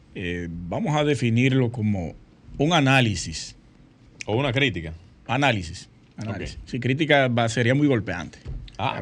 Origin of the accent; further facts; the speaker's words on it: Sosúa, Puerto Plata, Dominican Republic; Sosúa, mi pueblo natal